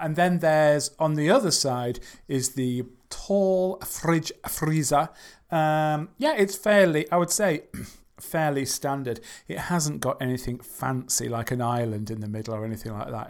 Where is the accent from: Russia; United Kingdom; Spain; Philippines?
United Kingdom; England; I'm from England